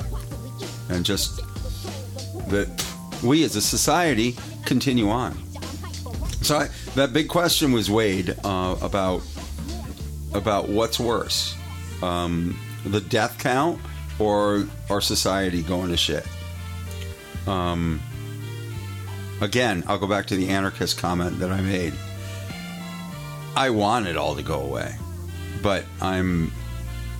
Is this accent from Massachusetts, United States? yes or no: yes; Western Massachusetts, United States; I grew up in Western Massachusetts.